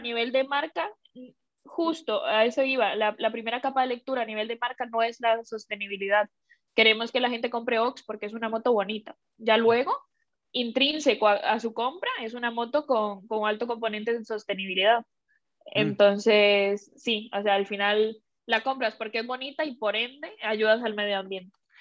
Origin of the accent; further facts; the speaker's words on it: Costa Rica; moved away as an adult; also born or lived in Shanghai, China / Bilbao, Spain / Seattle, United States; now in Madrid, Spain; yo que soy de Costa Rica